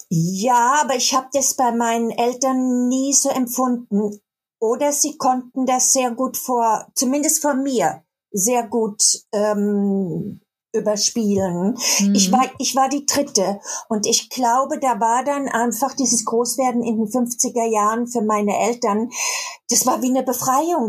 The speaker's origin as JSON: {"language": "German", "region": "Baden-Württemberg", "country": "Germany", "accent": "Baden (badisch)", "moved": "as an adult", "lives_now": "Cologne, Germany", "said": "ich komme aus Süddeutschland, aus dem Badischen und habe auch manchmal noch so einen badischen Akzent"}